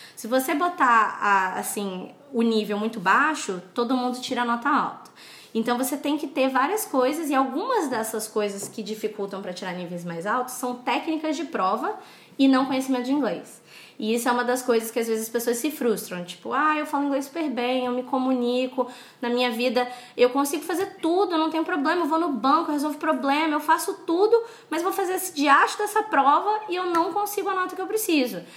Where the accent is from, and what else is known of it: Brazil